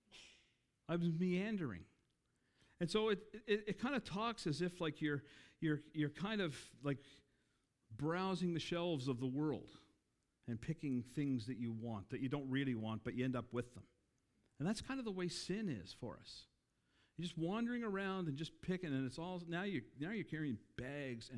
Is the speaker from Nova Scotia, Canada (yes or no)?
yes; Cape Breton, Nova Scotia, Canada; I grew up in Cape Breton.